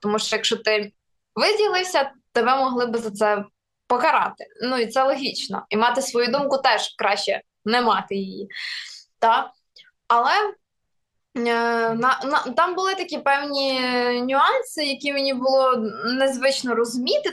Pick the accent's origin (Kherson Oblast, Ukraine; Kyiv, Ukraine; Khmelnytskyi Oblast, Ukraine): Kherson Oblast, Ukraine; first language Russian; Ukrainian is a second language; moved away; я сама із е, півдня України, я родом з Херсонщини.